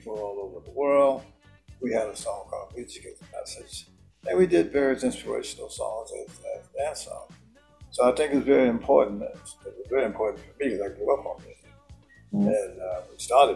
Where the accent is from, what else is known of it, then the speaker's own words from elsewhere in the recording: Youngstown, Ohio, United States; moved away; also born or lived in Jersey City, New Jersey; My brother and I, we're from Youngstown, Ohio. We moved to Jersey City